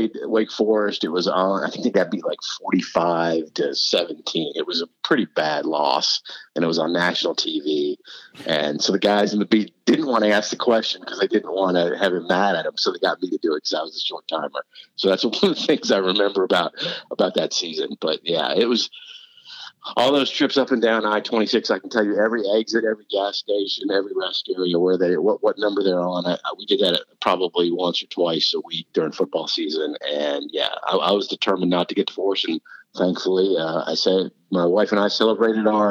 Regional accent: North Carolina, United States; moved away as an adult; also born or lived in Chicago, Illinois; now in Charleston, United States; I've grown up in North Carolina, so I've been an ACC fan. We moved there when I was 10 from Chicago

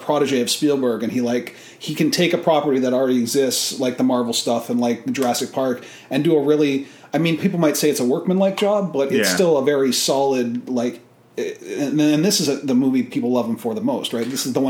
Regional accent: Haliburton, Ontario, Canada; Haliburton, which is about 2.5 hours north of Toronto

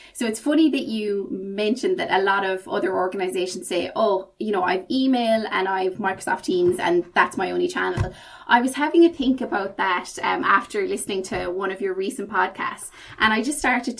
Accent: Ireland; accent: Irish; moved away as an adult; now in United Kingdom; Then I made the move from Ireland to the UK. Obviously, I haven't lost my accent. Very strong Irish accent

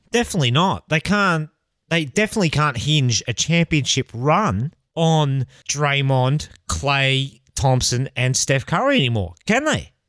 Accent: Australia

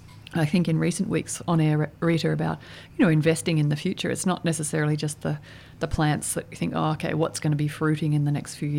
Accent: Victoria, Australia; growing up in Victoria

